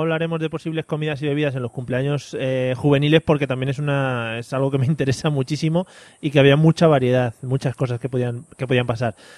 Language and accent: Spanish; Madrid, Community of Madrid, Spain; los que somos madrileños